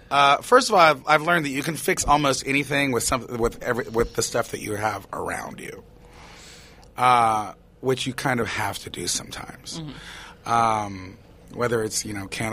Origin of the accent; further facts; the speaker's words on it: Tennessee, United States; moved away; I was growing up in Tennessee, like a little whatever I was, and pretty much in isolation